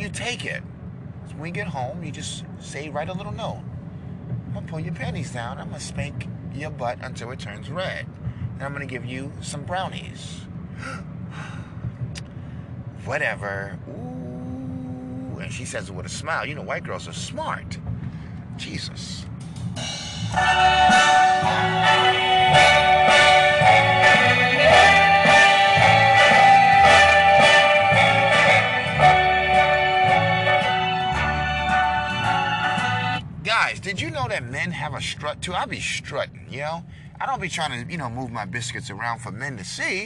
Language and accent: English; New York, United States; accent: New York; this accent is from New York, not Rhode Island or Connecticut